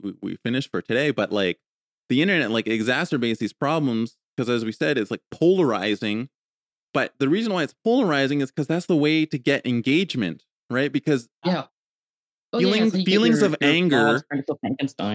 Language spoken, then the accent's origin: English; Canada